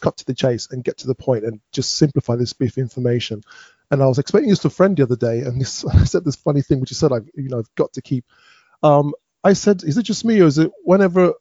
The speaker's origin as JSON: {"language": "English", "region": "London", "country": "United Kingdom", "moved": "as an adult", "lives_now": "Folkestone, United Kingdom", "said": "I live in Folkestone in Kent. I'm a Londoner, but I am now becoming a Folkestonian"}